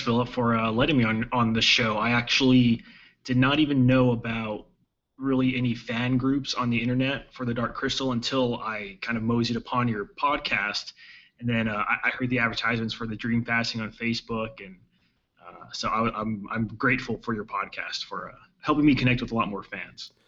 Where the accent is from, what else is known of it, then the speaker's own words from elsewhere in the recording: El Paso, Texas, United States; I, I, grew up in Texas in in uh, in El Paso